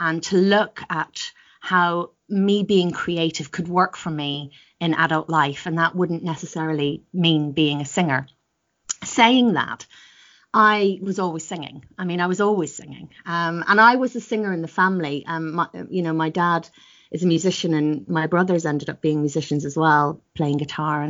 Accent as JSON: {"language": "English", "country": "Ireland", "tie": "born or raised there", "also_born_or_lived": "Northern Ireland", "moved": "yes", "lives_now": "United Kingdom", "said": "I grew up in Southern Ireland. Well, part of my early life was actually in Northern Ireland"}